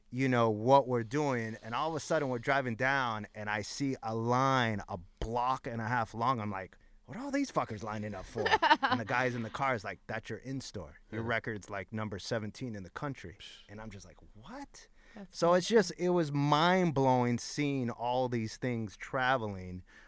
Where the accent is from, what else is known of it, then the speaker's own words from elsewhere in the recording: Los Angeles, California, United States; At the time that I grew up in East LA, like in my high school alone, there was 50 DJs